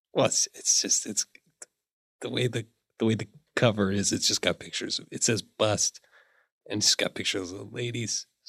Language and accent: English; Seattle, Washington, United States; I'm from Seattle, Washington originally. I grew up in Seattle.